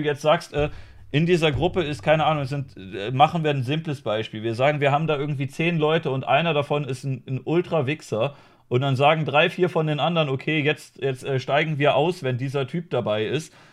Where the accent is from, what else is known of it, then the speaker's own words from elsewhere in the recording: Germany; als Deutsche